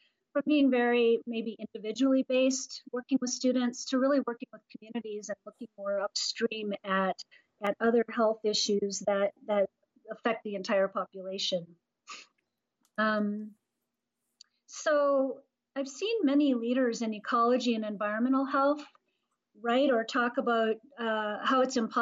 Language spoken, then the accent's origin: English; North Dakota, United States; I was born and raised in North Dakota, so I come from a rural background.